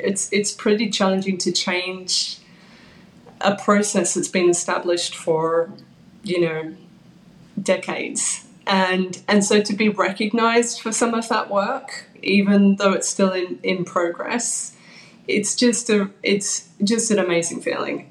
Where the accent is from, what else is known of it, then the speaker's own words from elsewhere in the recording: Australia; moved away as an adult; also born or lived in London, United Kingdom; now in New York, United States; I moved over 20 years ago from Australia to London